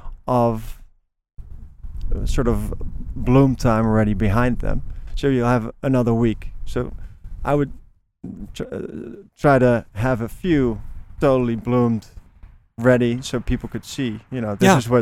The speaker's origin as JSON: {"language": "English", "country": "Netherlands", "moved": "yes", "said": "I'm from Holland"}